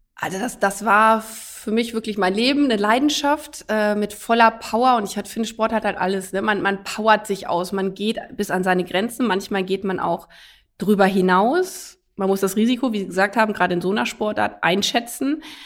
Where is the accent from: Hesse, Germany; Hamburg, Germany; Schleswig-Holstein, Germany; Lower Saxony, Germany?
Lower Saxony, Germany; a village in; also born or lived in United States; ich bin auf einem Dorf in Niedersachsen groß geworden